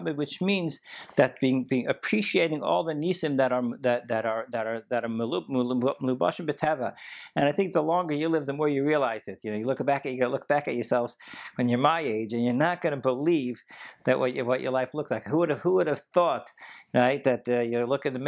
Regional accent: Baltimore, Maryland, United States; growing up in Baltimore and going to JCC 5 out of 7 days a week to play basketball

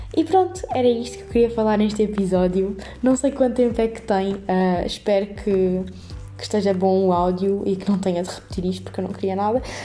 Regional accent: Montemor-o-Novo, Alentejo, Portugal; moved away as an adult; now in Lisbon, Portugal; sou de Montemoro Novo, uh, para caso não saibam, é no distrito de Évora, uh, e de alentejana

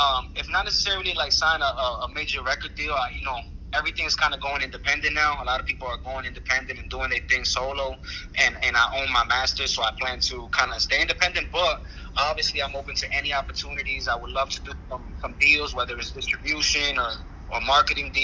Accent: Holyoke, Massachusetts, United States; I was born and raised in Massachusetts

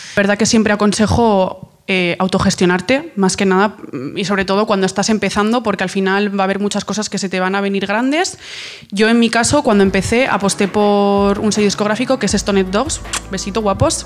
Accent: Pamplona, Navarre, Spain; tengo 20 años, vengo de Pamplona

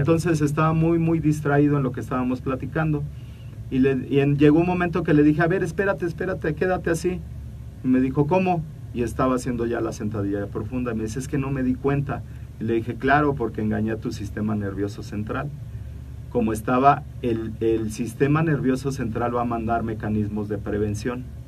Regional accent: Mexico City, Mexico; los que somos de la Ciudad de, de México

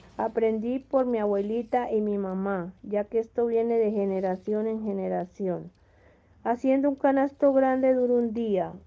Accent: Fúquene, Cundinamarca, Colombia; soy del municipio de Fúquene, Cundinamarca

